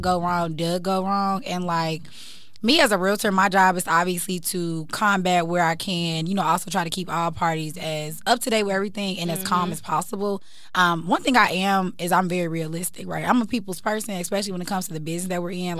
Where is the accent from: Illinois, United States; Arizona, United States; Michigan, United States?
Illinois, United States; Chicago; now in Atlanta, United States; I'm from Chicago